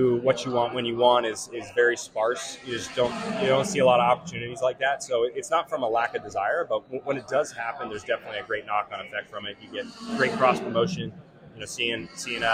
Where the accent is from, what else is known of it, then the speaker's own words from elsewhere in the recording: Tennessee, United States; I'm from Tennessee